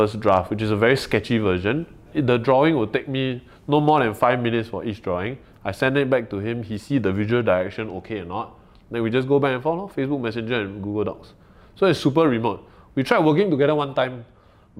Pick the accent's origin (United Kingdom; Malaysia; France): Malaysia; now in Singapore; I'm a foreigner, right? I'm a Malaysian, but I'm a PR here.